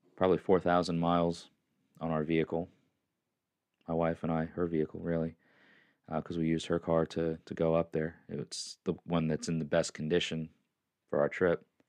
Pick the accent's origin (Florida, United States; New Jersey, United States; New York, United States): New York, United States; moved away as an adult; now in Tennessee, United States; I was born there. I'm a New Yorker.